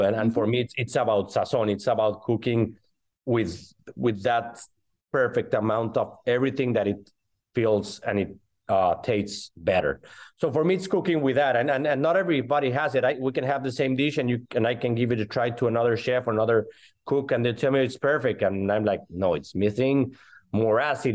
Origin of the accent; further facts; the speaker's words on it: Mexico City, Mexico; moved away as an adult; also born or lived in Miami / Barcelona; now in Atlanta, United States; I was born in Mexico City and raised in Mexico City